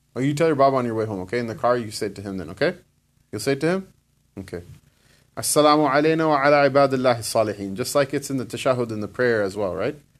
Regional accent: United States; I was born here. I'm not in, from Pakistan.

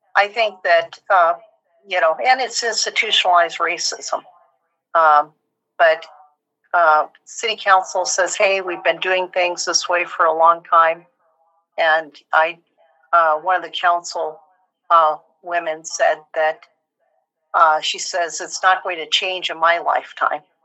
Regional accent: Portland, Oregon, United States; now in Tacoma, United States; I grew up in Portland

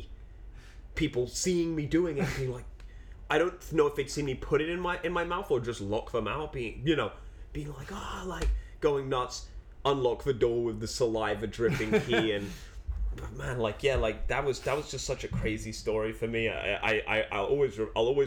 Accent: London, United Kingdom; moved away; growing up in London

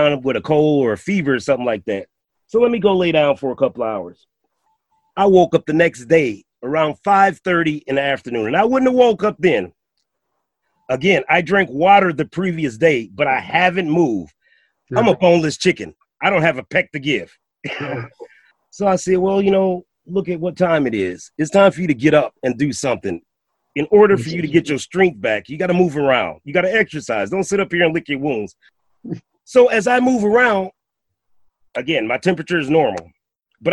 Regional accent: Milwaukee, Wisconsin, United States; I'm from out of state. I'm from Milwaukee, Wisconsin

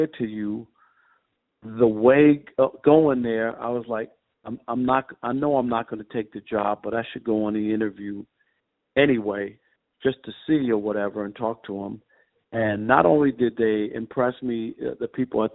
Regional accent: New York, United States; moved away as an adult; also born or lived in Cincinnati; my hometown paper, the Daily News in New York

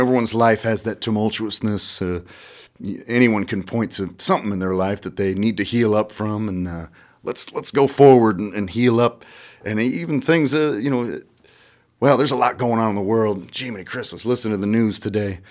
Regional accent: Iowa, United States; I'm from Iowa, man. I got a lot of Midwest pride

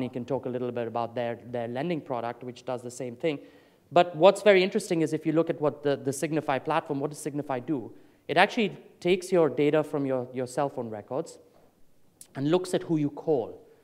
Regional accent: Delhi, India; moved away; I grew up in India, um, and as a child, uh, when I was living in Delhi

